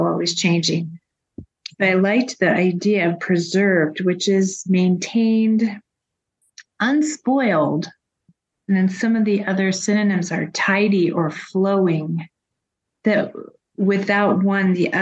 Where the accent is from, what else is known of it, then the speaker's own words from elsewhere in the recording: Colorado, United States; growing up in Colorado